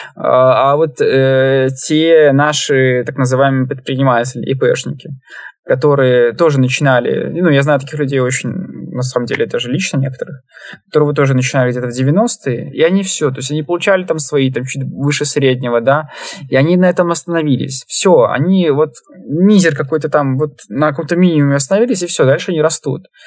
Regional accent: Belarus

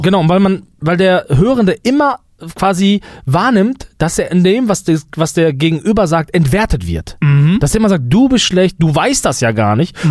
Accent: Germany; wir Deutschen

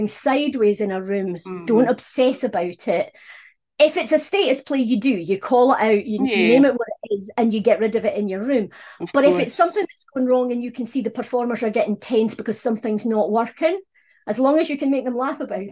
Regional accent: Scotland, United Kingdom; being Scottish was a problem

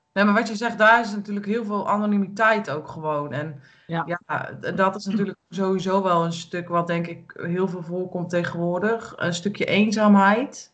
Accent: Utrecht, Netherlands; moved away as an adult; now in Ermelo, Netherlands; Ik kom natuurlijk uit de grote stad. Ik ben vanuit de grote stad waarvan ik kom uit Utrecht

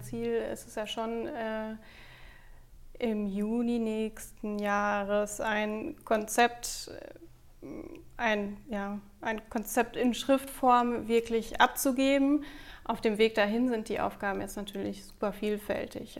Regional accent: Bad Driburg, North Rhine-Westphalia, Germany; Ich bin in Bad Triburg auf dem Xava zur Schule gegangen

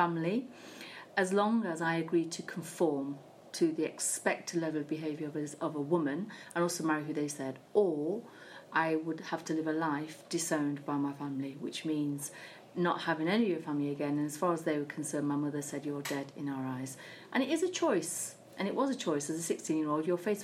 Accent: United Kingdom; I was born in Britain alongside my sisters

